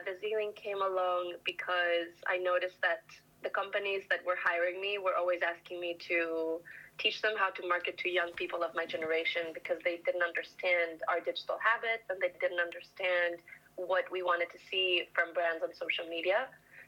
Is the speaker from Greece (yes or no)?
yes; Greece; moved away as an adult; now in London, United Kingdom; I'm from Greece